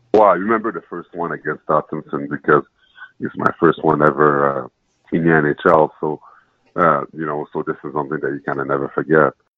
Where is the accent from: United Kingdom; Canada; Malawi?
Canada; Montreal, Quebec; I was born in Montreal. My parents came from Haiti to Montreal